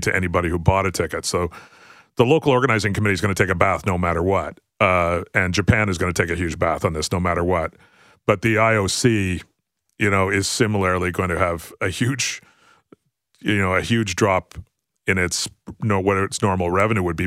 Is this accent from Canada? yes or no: yes; Canada; as a Canadian